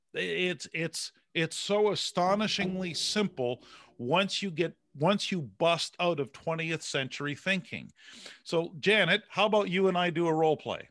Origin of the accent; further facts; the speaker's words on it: Canada; I'm a Canadian